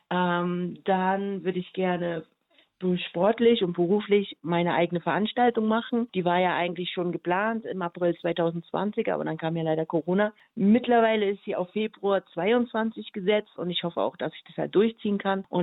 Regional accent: Berlin, Germany; born there; also born or lived in Tokyo; also ich bin ja in Berlin geboren und dann bin ich ja durch die ganze Welt gereist und habe dann zuletzt in Tokio gelebt.

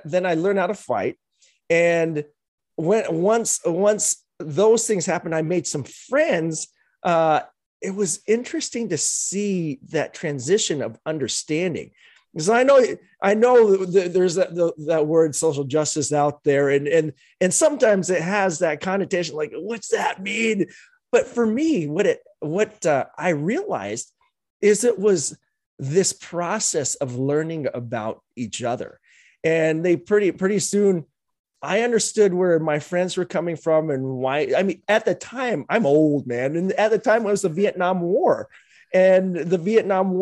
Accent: Utah, United States; I grew up in Utah back in the day

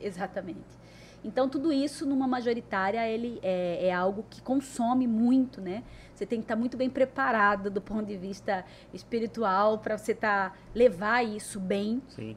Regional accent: Cuiabá, Mato Grosso, Brazil; E nasci aqui em Cuiabá, né? E sou aquela menina que eu posso dizer que nasci e cresci ouvindo meu pai

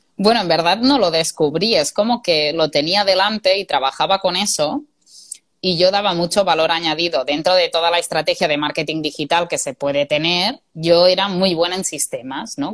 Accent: Spain; moved away as an adult; also born or lived in England; yo quería volver a casa y yo buscaba ofertas de trabajo en mi zona y yo quería volver a mi pueblo

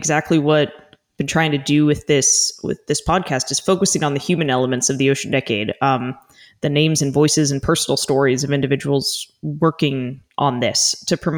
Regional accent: Arizona, United States; I grew up in Arizona right near Biosphere 2.

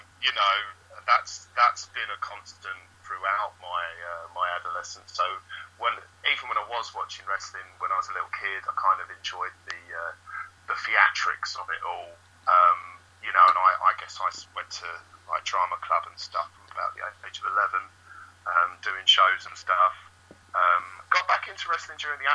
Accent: Essex, East of England, United Kingdom; I grew up in Essex

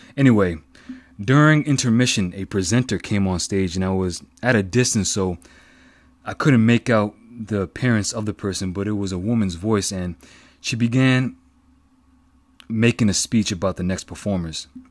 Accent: East Coast, United States; I'm from the East Coast

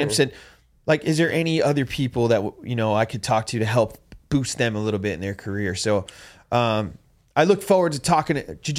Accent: Jersey Shore, New Jersey, United States; moved away; Dude, I'm from Jersey, the Jersey Shore.

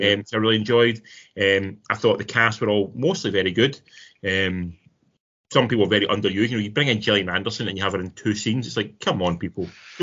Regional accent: Irvine, Scotland, United Kingdom; I grew up in Irvine

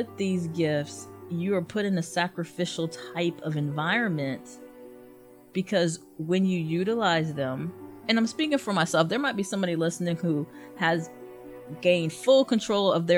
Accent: the South, United States; Growing up in the South, especially when you have a very religious Southern family

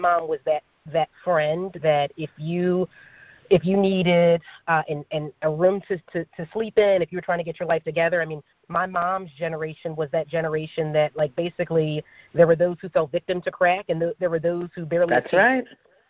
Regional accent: Philadelphia, Pennsylvania, United States; moved away as an adult; also born or lived in Virginia Beach / Bucks County; I grew up in South Philly

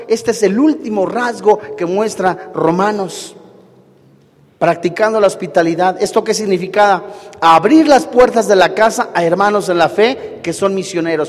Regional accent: Mexico; decimos los mexicanos

